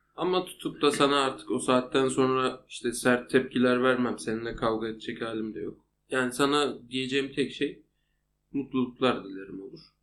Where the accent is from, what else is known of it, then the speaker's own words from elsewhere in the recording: Anatolia, Turkey; moved away as an adult; now in Istanbul, Turkey; Anadolu'da büyüdük